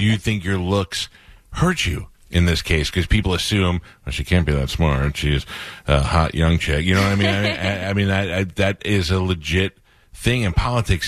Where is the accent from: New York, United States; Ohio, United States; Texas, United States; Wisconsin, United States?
New York, United States; moved away; I grew up in New York